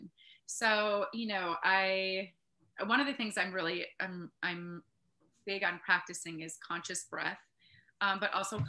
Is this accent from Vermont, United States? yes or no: no; Northeast Wisconsin, United States; also born or lived in Kenosha, Wisconsin / Utah / Green Bay, Wisconsin / Sturgeon Bay, Wisconsin; moved up to Northeast Wisconsin when I was in second grade. And so, yeah, I was raised here